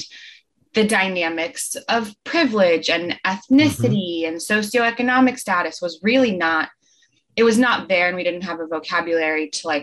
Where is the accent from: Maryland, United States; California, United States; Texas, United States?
California, United States; Marin; growing up in Marin